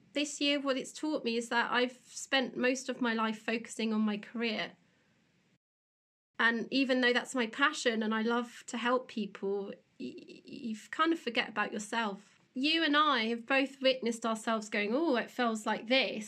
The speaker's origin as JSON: {"language": "English", "town": "Teignmouth", "region": "South West England", "country": "United Kingdom", "said": "we came from Tynmouth in Devon, or local"}